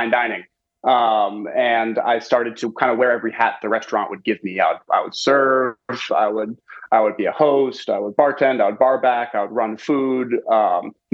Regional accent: Westchester County, New York, United States; moved away as an adult; now in Dallas, United States; I grew up in Westchester County, New York

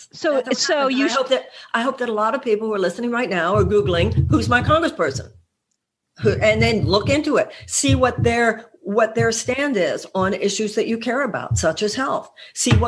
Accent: United States; we the American people

